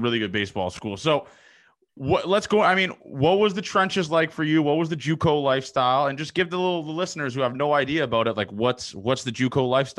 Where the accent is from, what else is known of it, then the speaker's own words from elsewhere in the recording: Toronto, Ontario, Canada; also born or lived in Nebraska; being a guy from Toronto, I didn't really understand the whole country lifestyle and all that kind of stuff. So I went to school in Nebraska